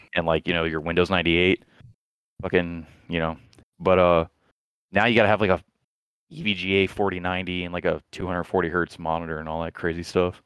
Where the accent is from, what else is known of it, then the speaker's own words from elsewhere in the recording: Florida, United States; moved away; I'm from Florida